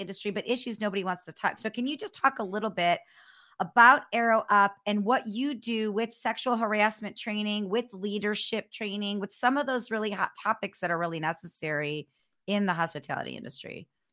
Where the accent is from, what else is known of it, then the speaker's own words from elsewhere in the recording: North Royalton, Ohio, United States; moved away as an adult; also born or lived in Cleveland; now in San Diego, United States; I grew up on the west side. I grew up in North Royalton